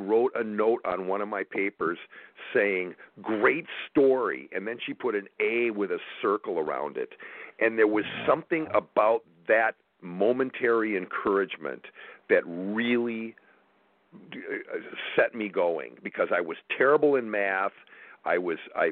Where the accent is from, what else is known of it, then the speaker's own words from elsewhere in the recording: Wausau, Wisconsin, United States; moved away; also born or lived in Madison, Wisconsin; we grew up in the same small town in central Wisconsin, right. Wausau, Wisconsin. And I was born in Madison